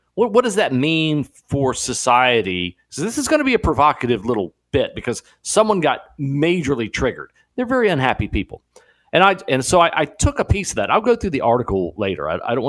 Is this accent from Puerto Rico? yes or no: yes; Puerto Rico; also born or lived in Mexican border; I was raised in Puerto Rico and the Mexican border, and much of my childhood formative years were spent that way.